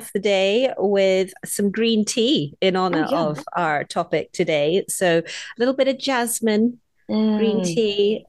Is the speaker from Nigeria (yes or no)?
no; Hong Kong; But specifically, we're going to be talking about the food we grew up with in Hong Kong.